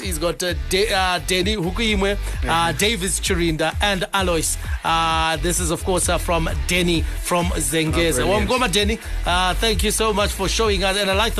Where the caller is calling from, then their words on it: New Marimba, Zimbabwe; Hi, ZFM sports team. … from New Marimba.